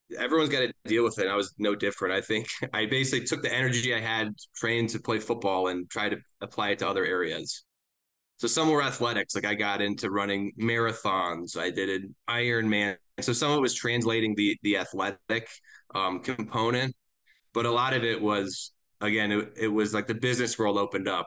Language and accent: English; Eden Prairie, Minnesota, United States; moved away as an adult; also born or lived in Chicago / Wisconsin / Indiana; now in Denver, United States; I grew up in Minneapolis, uh, originally, a suburb called Eden Prairie